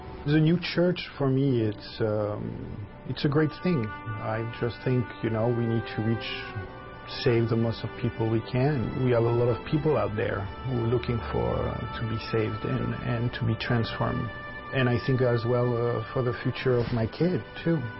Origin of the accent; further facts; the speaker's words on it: Brittany, France; moved away as an adult; also born or lived in Florida, United States; now in Connecticut, United States; where I come from, Brittany in France